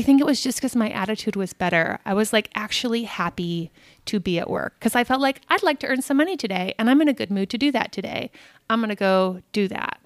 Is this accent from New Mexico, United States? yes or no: yes; Albuquerque, New Mexico, United States; moved away as an adult; also born or lived in Boston / New York City / London; now in Los Angeles, United States; I'm born and raised in Albuquerque